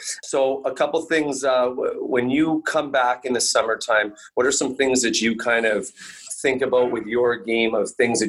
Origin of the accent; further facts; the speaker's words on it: Canada; as a Canadian